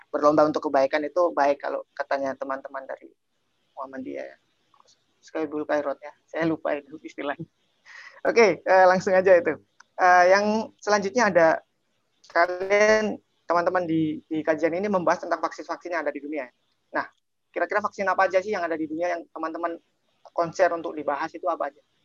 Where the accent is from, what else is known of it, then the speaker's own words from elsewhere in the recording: Indonesia; now in Russia; karena kita lagi di Rusia sekarang dan kita berasal dari Indonesia